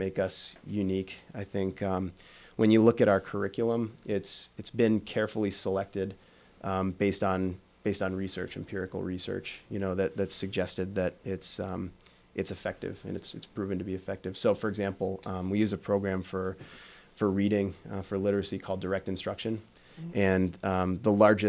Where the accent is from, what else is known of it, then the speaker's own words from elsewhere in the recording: Midwest, United States; moved away; also born or lived in Michigan; coming from the Midwest